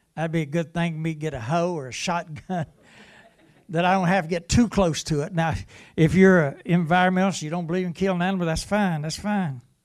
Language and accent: English; West Virginia, United States; I'm from West Virginia